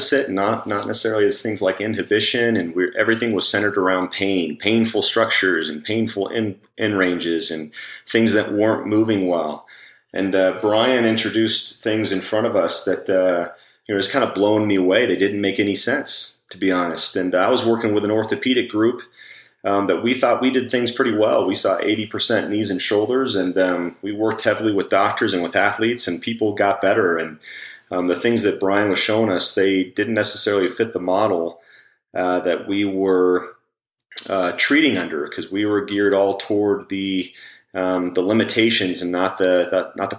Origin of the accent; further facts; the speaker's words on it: Colorado, United States; also born or lived in New Jersey; I was born actually in New Jersey, and I've been living out in Colorado since I was about 18 months old.